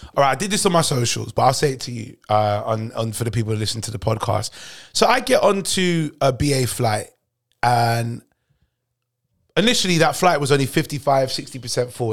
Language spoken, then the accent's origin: English; United Kingdom; both born and raised in Britain